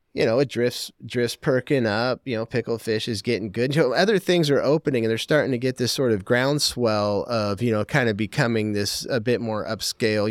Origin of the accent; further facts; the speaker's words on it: Portland, Oregon, United States; moved away as an adult; also born or lived in Vancouver, Washington; I grew up in Portland and I lived in Vancouver